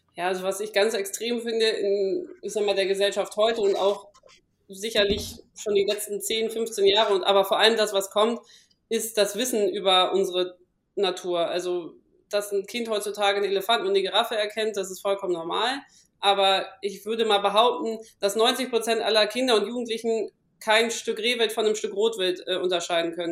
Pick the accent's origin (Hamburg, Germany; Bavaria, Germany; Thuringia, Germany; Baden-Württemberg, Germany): Hamburg, Germany; now in Palatinate, Germany; ich komme aus Hamburg